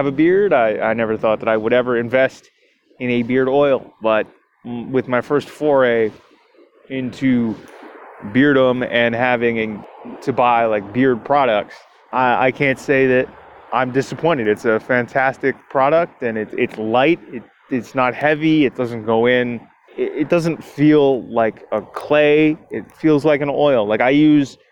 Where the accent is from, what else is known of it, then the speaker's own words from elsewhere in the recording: Toronto, Ontario, Canada; this show is produced out of my hometown of Toronto, Ontario, Canada